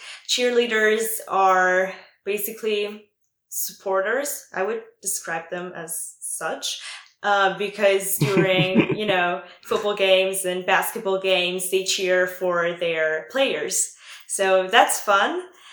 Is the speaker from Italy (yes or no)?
yes; Italy; accent: Italian; English is a second language; My host dad actually told me that I shouldn't lose my Italian accent because, like, that's part of who I am because, like, I'm Italian.